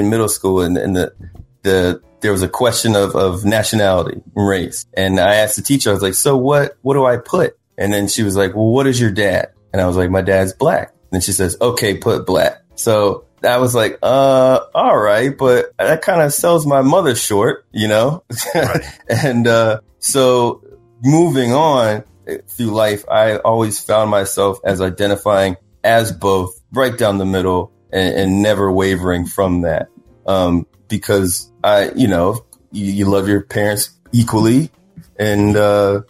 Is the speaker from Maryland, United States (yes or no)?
yes; Columbia, Maryland, United States; moved away as an adult; also born or lived in Washington, D.C.; now in Los Angeles, United States; growing up in Columbia. It's a planned community in Maryland